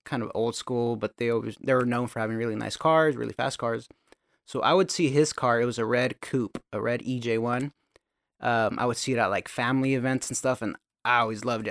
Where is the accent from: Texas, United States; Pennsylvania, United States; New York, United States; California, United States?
California, United States; Gilroy; I was born and raised in Gilroy, California.